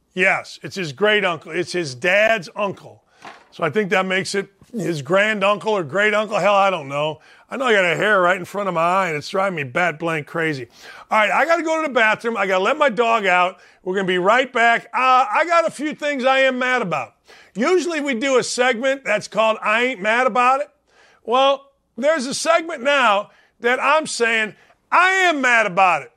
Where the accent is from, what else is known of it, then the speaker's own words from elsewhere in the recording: Gary, Indiana, United States; We're all from Gary, Indiana